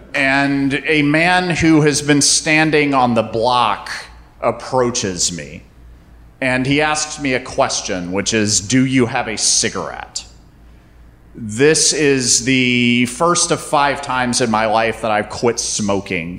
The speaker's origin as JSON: {"language": "English", "region": "North Carolina", "country": "United States", "tie": "born or raised there", "also_born_or_lived": "Athens, Georgia", "said": "I grew up in North Carolina"}